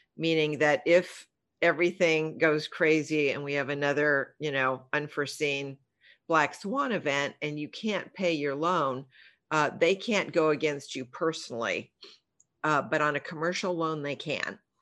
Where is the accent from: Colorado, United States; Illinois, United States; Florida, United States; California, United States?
California, United States; Los Angeles; We grew up in the San Fernando Valley